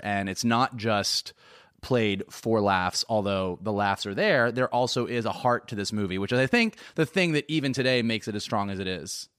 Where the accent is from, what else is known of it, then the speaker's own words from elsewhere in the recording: Gainesville, Florida, United States; growing up in Gainesville, Florida